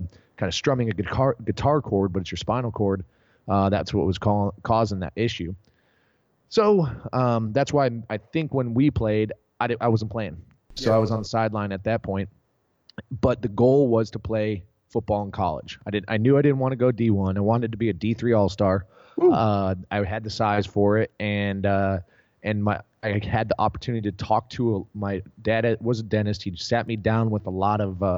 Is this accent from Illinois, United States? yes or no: yes; Naperville, Illinois, United States; now in Austin, United States; born and raised in Naperville, Illinois